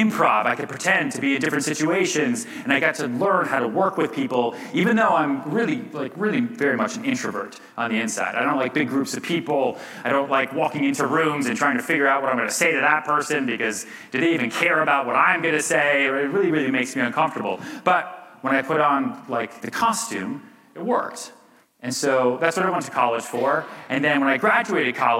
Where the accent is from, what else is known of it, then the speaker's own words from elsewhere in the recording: outside Boston, Massachusetts, United States; also born or lived in Texas; now in New York City, United States; I grew up a little bit outside Boston